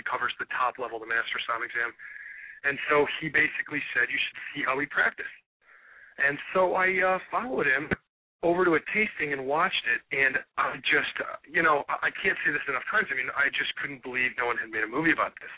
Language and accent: English; Cleveland, Ohio, United States; who's born and raised in Cleveland, Ohio